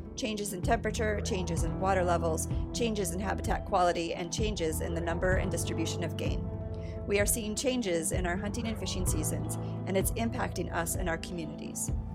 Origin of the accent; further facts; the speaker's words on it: Michigan, United States; I'm from Michigan as well